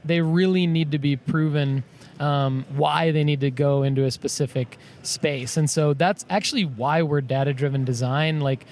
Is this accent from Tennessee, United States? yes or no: yes; Spring Hill, Tennessee, United States; I am from Spring Hill and Thompson Station, which is like 20 minutes south of Nashville.